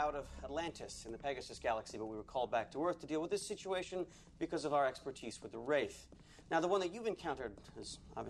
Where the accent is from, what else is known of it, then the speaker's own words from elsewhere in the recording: Canada; Well, ZPM. Sorry, I'm Canadian.